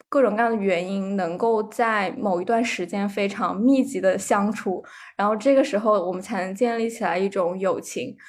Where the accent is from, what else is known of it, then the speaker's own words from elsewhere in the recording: southern China, China; 我是个南方人